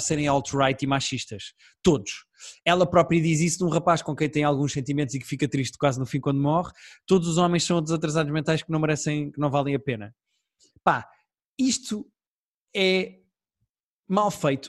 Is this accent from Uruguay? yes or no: no; Portugal; Eu também sou português